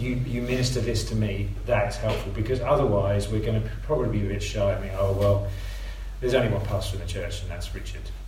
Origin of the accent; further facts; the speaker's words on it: United Kingdom; we are British on the whole